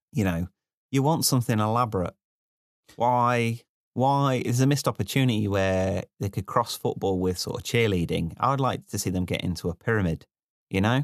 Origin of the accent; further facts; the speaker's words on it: Midlands, United Kingdom; moved away; also born or lived in London; the first time I became aware that I was from the Midlands was when I left the Midlands and, uh, I was in London and I used the word gambol